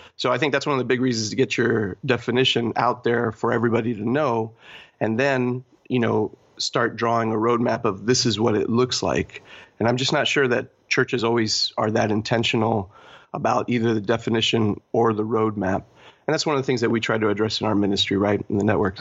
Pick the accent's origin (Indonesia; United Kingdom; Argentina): Argentina; also born or lived in Texas / Poland; now in Toronto, Canada; I was born in Argentina.